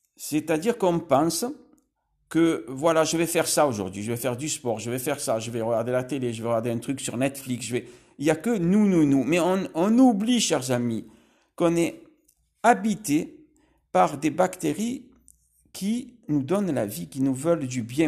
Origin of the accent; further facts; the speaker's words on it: Marseille, Provence-Alpes-Côte d'Azur, France; Là, je suis à Marseille. Je, je suis né à Marseille